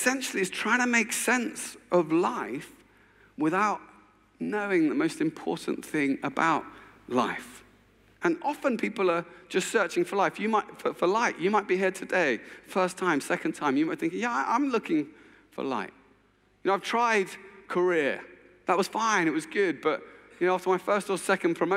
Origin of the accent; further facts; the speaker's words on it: England, United Kingdom; I'm English